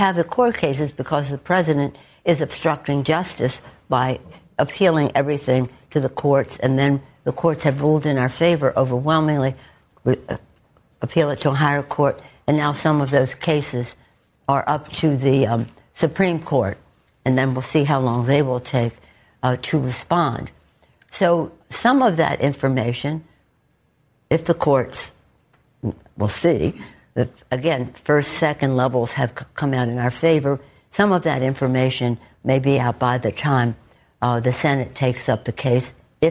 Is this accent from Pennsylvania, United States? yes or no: no; Baltimore, Maryland, United States; I'm from Baltimore